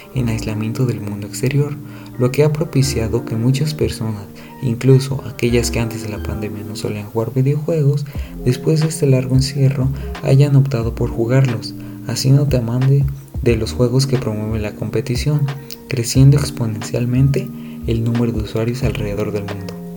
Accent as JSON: {"language": "Spanish", "country": "Mexico", "said": "México, mi país de origen y residencia"}